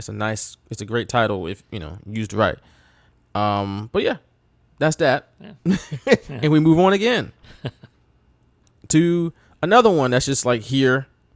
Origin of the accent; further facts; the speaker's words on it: United States; I'm from the States.